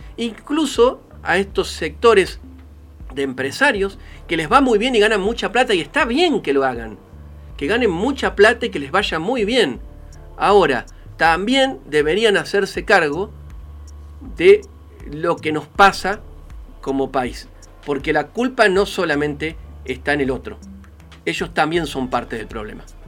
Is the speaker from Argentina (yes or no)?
yes; Argentina; nuestro país